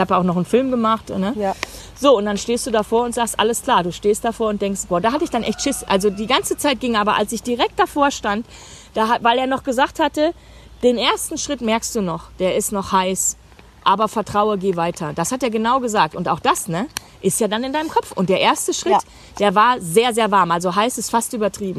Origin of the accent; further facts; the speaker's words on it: Germany; ich gehe als Deutsche